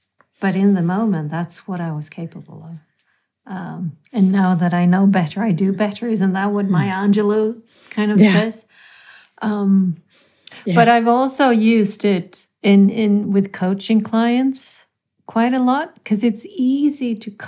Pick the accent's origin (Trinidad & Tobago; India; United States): India; I'm very Indian in my way when I bike, because I, you know, kind of apply the Indian fuzzy logic.